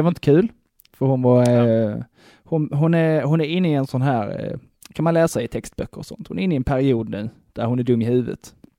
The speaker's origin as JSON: {"language": "Swedish", "town": "Broby", "region": "Skåne", "country": "Sweden", "said": "Jag vet en, eh, en dam i, hemma i Broby"}